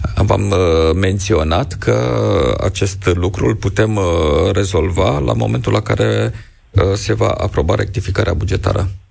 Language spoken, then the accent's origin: Romanian; Romania; ca și român